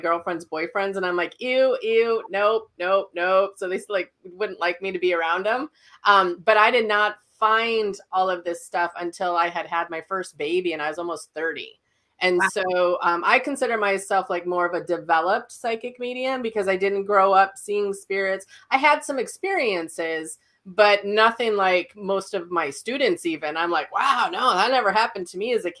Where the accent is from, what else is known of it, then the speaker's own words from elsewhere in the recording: Fargo, North Dakota, United States; I'm from Fargo, North Dakota. I'm still here. And I keep telling my husband we're moving because it's still snowing here. But I grew up here.